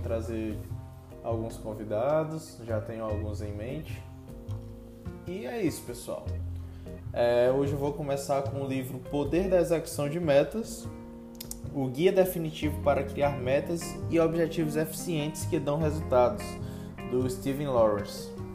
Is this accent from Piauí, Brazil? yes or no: yes; Teresina, Piauí, Brazil; sou de Teresina, Piauí